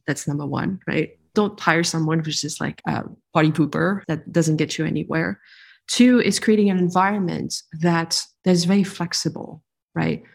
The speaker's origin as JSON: {"language": "English", "country": "France", "tie": "born or raised there", "also_born_or_lived": "New York / Texas / California", "moved": "as an adult", "lives_now": "San Francisco, United States", "said": "I'm a French Vietnamese individual who was born and raised in France, partially educated there. And then I moved to the US. How old was I? 23"}